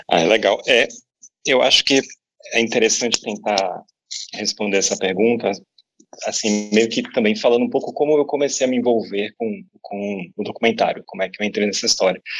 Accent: Salvador, Bahia, Brazil; moved away as an adult; now in São Paulo, Brazil; eu estava em São Paulo há três anos, é, mudei de Salvador em 2013

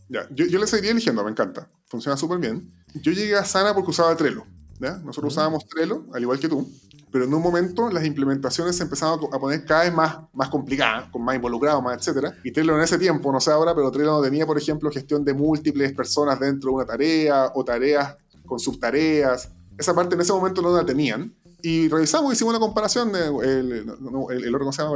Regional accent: Chile; moved away; pasé mi, vida antes, mi vida en Chile.

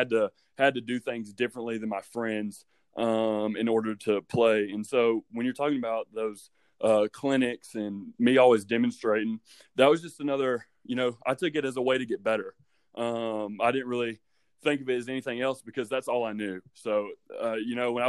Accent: Dade County, Georgia, United States; also born or lived in Buford, Georgia; I grew up in Dade County. It's the upper northwestern corner of Georgia

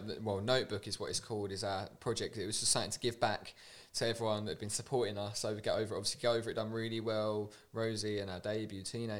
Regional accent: Sawbridgeworth, East of England, United Kingdom; born or raised there; now in London, United Kingdom

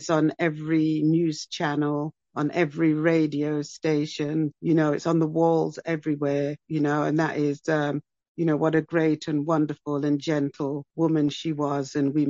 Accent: England, United Kingdom; Yes, my brother. Well, I mean, it's been a really interesting September because, Great Britain, England, you know

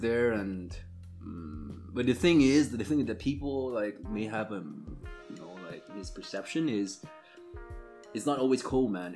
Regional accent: Montreal, Quebec, Canada; also born or lived in Vietnam; now in Dresden, Germany; I'm from Montreal

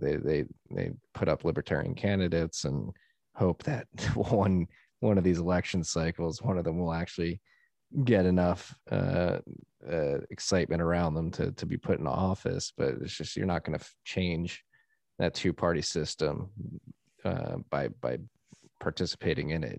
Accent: United States; as an American

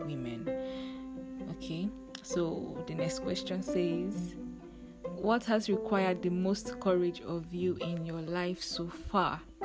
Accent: Lagos, Nigeria; also born or lived in Uyo, Akwa Ibom State, Nigeria; I grew up in the center of excellence Lagos State. Eko Nibaje. okay, so I grew up in Lagos State

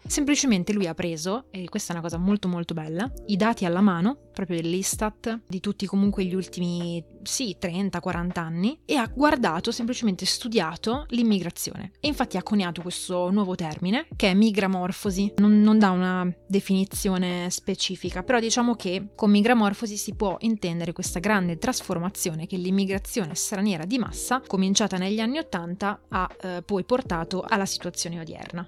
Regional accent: Italy

